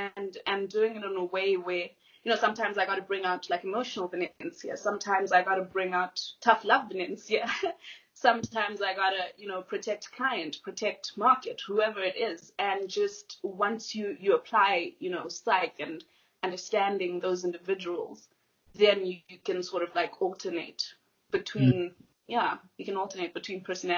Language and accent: English; Malawi; obviously I mentioned that I was raised in Malawi. I was raised in a foreign country. So I came in as the other girl, the other person.